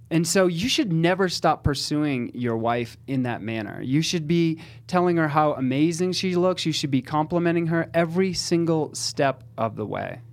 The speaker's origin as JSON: {"language": "English", "region": "Northeast", "country": "United States", "said": "I'm Italian, and I'm from the Northeast, so I'm direct, I'm blunt"}